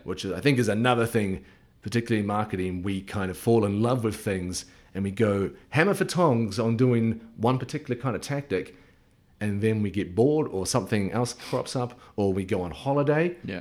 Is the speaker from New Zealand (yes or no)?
yes; New Zealand; moved away; being a Kiwi.